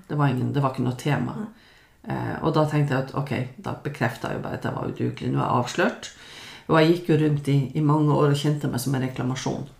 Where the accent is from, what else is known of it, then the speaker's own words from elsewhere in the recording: Lofoten, Nordland, Norway; moved away; det å komme fra Lofoten